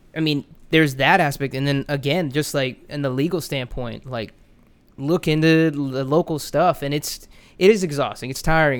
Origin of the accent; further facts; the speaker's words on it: Orlando, Florida, United States; growing up in Orlando